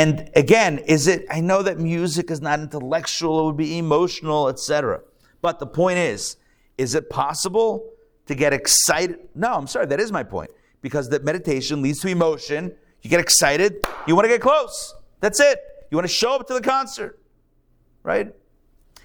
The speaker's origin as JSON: {"language": "English", "town": "Pittsburgh", "region": "Pennsylvania", "country": "United States", "moved": "yes", "lives_now": "Atlanta, United States", "said": "I'm from Pittsburgh. I'm a Steelers fan."}